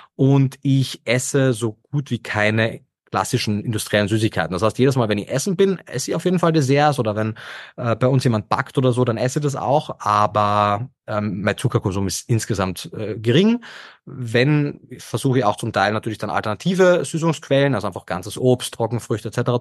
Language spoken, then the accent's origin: German; Carinthia, Austria; moved away as an adult; also born or lived in Vienna; hört man vielleicht immer noch, äh, Österreicher, gebürtiger Kärntner und habe dort meinen ersten Bildungsweg in der Hotellerie und Gastronomie gemacht